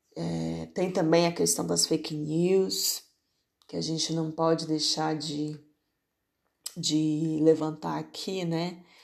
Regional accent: Barreiras, Bahia, Brazil; na minha cidade natal, que é onde eu tô, Barreiras, Bahia

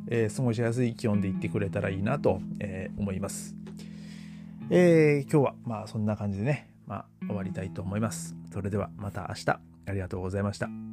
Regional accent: Japan; moved away; まあ僕は日本人でもアメリカ人がいたり

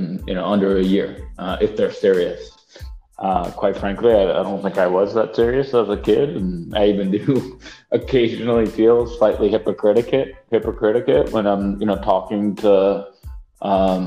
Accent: New York City, New York, United States; I grew up in New York City, in Manhattan on the Upper West Side, born and raised.

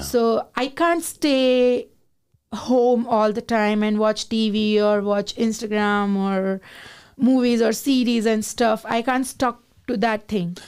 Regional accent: Gujarat, India; moved away as an adult; now in Canada; I am from Gujarat

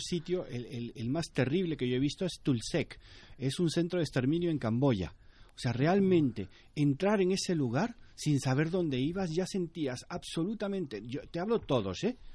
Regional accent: Panama; en mi país, Panamá

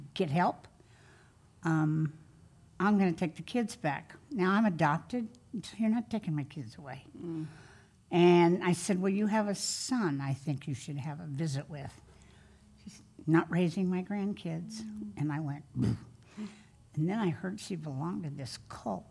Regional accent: Kansas, United States; now in California, United States; I was born and raised in Kansas

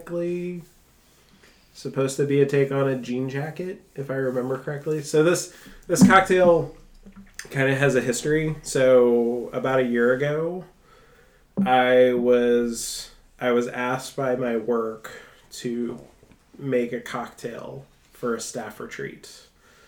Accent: New Orleans, Louisiana, United States; I grew up in New Orleans

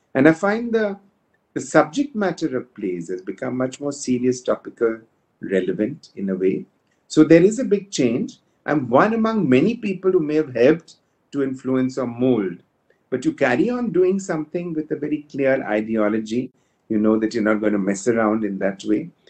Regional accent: India; we know we are Indian

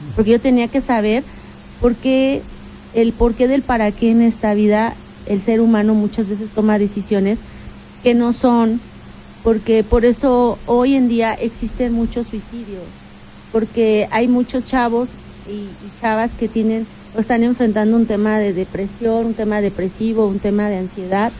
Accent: Tecamachalco, Puebla, Mexico; Ya los dos, los dos crecimos en Tecamachalco

